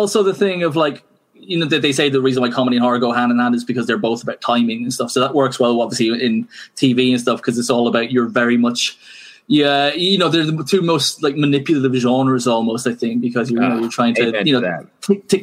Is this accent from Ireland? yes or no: yes; Ireland; I'm Irish